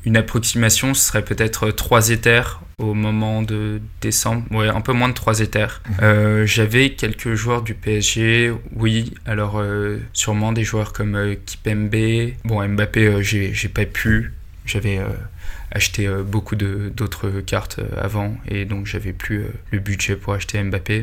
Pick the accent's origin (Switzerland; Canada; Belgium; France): France; Paris, Île-de-France; also born or lived in Italy / Spain; Je suis né à Paris, j'ai grandi à Paris.